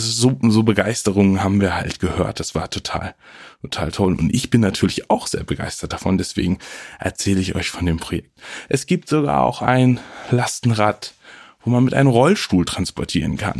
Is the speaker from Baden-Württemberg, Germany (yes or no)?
no; Friesland, Lower Saxony, Germany; Ich komme ja aus Friesland, nicht zu verwechseln mit Ostfriesland oder Nordfriesland, es liegt irgendwo ein bisschen dazwischen.